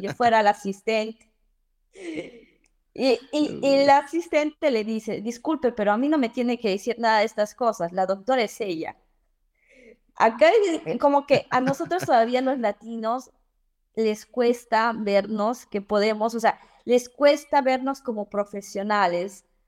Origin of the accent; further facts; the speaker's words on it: Cobamba, Junín, Peru; moved away as an adult; also born or lived in Lima, Peru; now in Florence, Italy; soy de un pequeño pueblito, un pequeño pueblo en, de Tarma que se llama Cobamba.